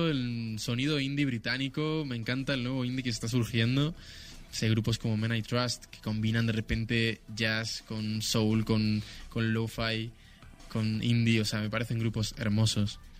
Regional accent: Ibiza, Balearic Islands, Spain; born there; Yo nací en Ibiza y con cuatro años mis padres

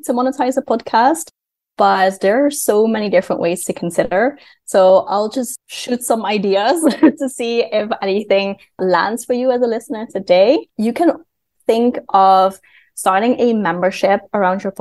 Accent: Netherlands; moved away; I am from the Netherlands, but I work mostly with clients from the United States

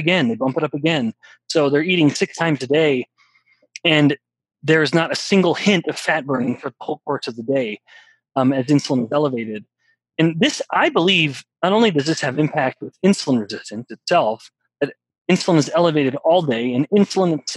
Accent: Canada; I'm from Canada

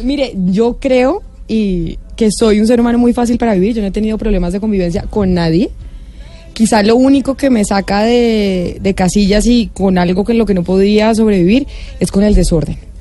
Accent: Bogotá, Colombia; yo vivía en Bogotá, yo soy de Bogotá

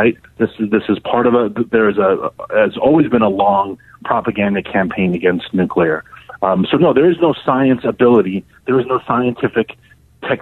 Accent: New York City, New York, United States; I'm from New York City. I know New York pretty well

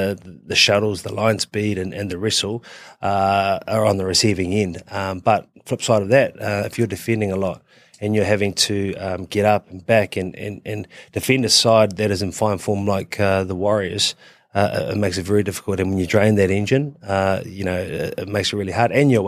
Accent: Queensland, Australia; I'm a Queenslander.

